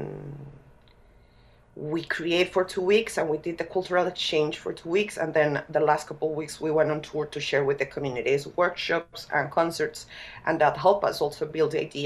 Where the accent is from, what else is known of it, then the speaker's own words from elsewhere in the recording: Bogotá, Colombia; as a person from Bogota, I was born in Bogota, I didn't grow up in that culture